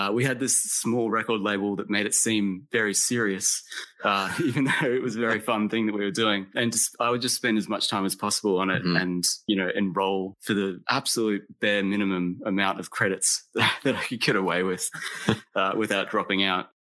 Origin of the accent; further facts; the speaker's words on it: Australia; also born or lived in Texas, United States; I was born in Texas. But I left the United States when I was 8 years old and moved to Australia. So I grew up in Australia, like as the American kid.